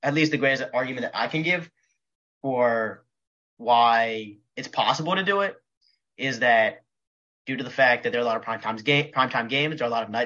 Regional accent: Philadelphia, Pennsylvania, United States; moved away as an adult; also born or lived in College Station, Texas; I grew up in Philadelphia

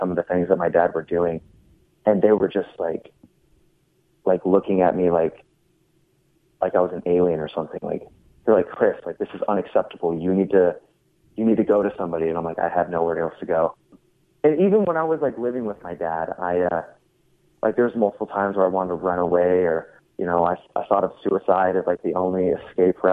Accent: Everett, Washington, United States; I was born in Everett, Washington, and I lived in an apartment complex called Walden Pond

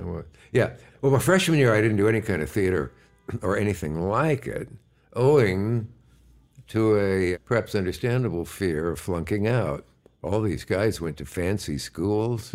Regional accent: Kearney or Hastings, Nebraska, United States; moved away; also born or lived in Gibbon, Nebraska; I was born either in Kearney or Hastings, Nebraska

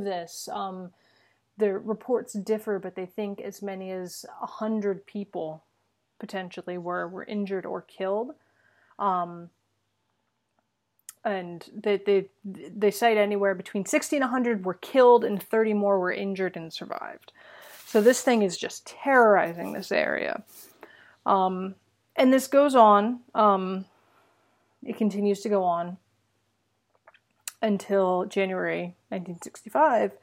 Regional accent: United States; as an American

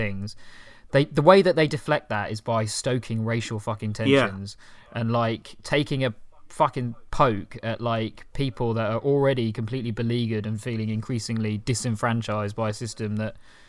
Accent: United Kingdom; I'm fundamentally a British guy

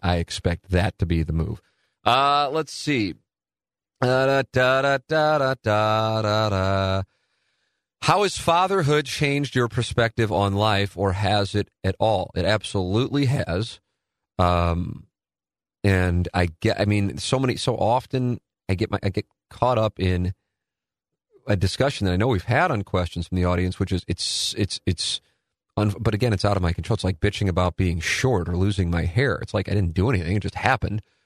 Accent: St. Louis, Missouri, United States; my family got to watch and listen to me in Saint Louis

